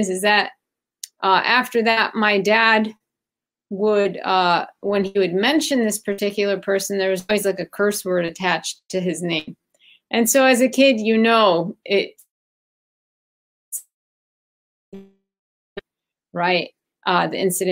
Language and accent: English; Chicago, Illinois, United States; also born or lived in Baghdad, Iraq / Athens, Greece; I grew up in Chicago, but prior to Chicago, I lived in two other